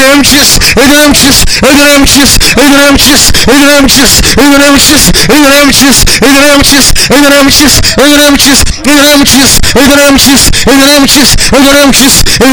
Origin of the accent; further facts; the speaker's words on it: Nigeria; now in United Kingdom; I'm a Nigerian citizen in UK.